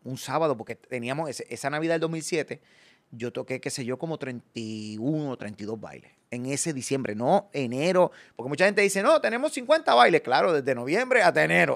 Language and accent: Spanish; Puerto Rico; ser profeta en mi tierra. Porque yo, viajo y hago show, pero yo no pude desarrollar más mi carrera en aquellos tiempos porque no podía salir de Puerto Rico